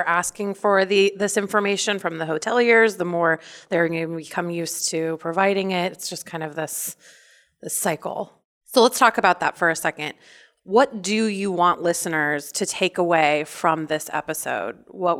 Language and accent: English; Midwest, United States; I grew up in the Midwest